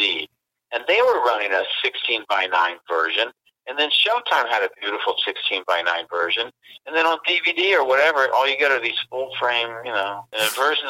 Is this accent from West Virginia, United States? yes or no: yes; West Virginia, United States; we're from West Virginia